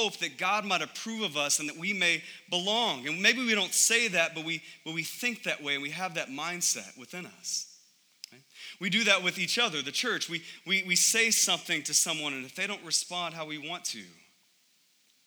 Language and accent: English; United States; I love being an American